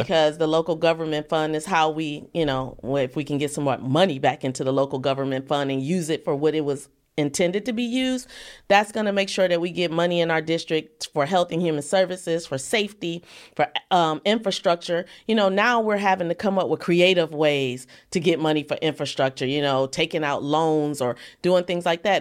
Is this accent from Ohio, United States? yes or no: yes; East Cleveland, Ohio, United States; I grew up in East Cleveland.